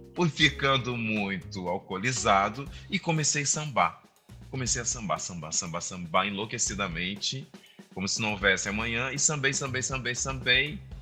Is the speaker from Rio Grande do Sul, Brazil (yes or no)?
yes; Santa Maria, Rio Grande do Sul, Brazil; Eu sou do Rio Grande do Sul, de Santa Maria.